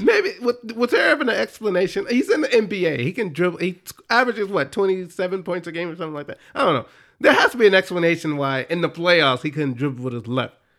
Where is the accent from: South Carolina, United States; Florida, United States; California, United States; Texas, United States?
Texas, United States; Dallas; I grew up in Dallas